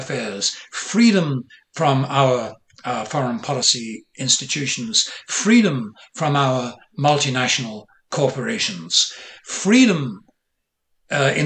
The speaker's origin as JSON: {"language": "English", "country": "Ireland", "tie": "born or raised there", "moved": "yes", "lives_now": "United States", "said": "I was born in Ireland. I was raised with narratives of the Irish Revolution"}